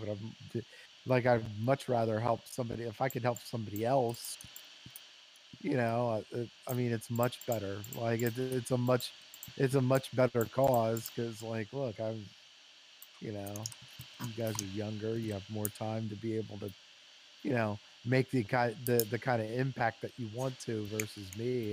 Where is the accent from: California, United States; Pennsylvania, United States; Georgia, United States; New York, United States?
Pennsylvania, United States; Lancaster; I grew up in Lancaster